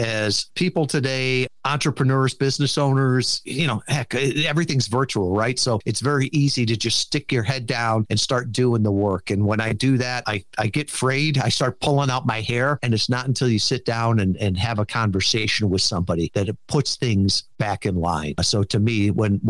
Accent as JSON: {"language": "English", "town": "Kalamazoo", "region": "Michigan", "country": "United States", "said": "I'm from Kalamazoo, Michigan"}